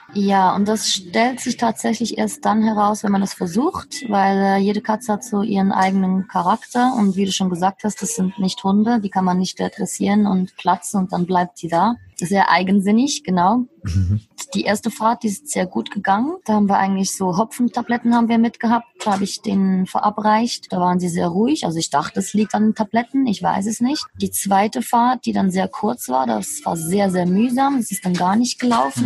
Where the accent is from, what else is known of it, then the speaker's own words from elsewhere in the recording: Switzerland; moved away as an adult; ich bin 37, bin ursprünglich aus der Schweiz